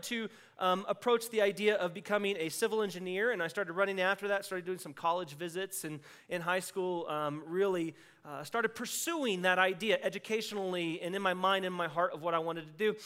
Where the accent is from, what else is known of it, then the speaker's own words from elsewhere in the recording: Texas, United States; I grew up in Texas where we had alleyways